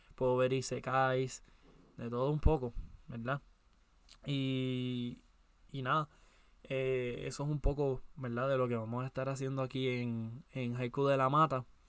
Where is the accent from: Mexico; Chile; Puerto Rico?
Puerto Rico; soy de Puerto Rico